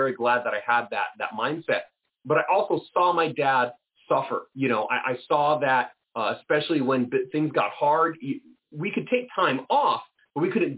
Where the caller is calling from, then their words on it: Lodi, California, United States; I'm calling in from Lodi, California, recently crowned the wine capital of the U.S. It's just north of Stockton, just south of Sacramento in the valley here.